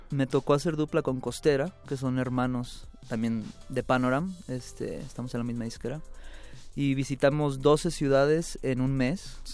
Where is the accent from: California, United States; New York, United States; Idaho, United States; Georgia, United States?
California, United States; Los Angeles; moved away as an adult; also born or lived in Guadalajara, Jalisco, Mexico; now in Mexico; nací en Guadalajara, Guadalajara, Jalisco, y me fui a los 10 años a vivir a Los Ángeles, Los Ángeles, California. Viví toda mi vida, crecí allá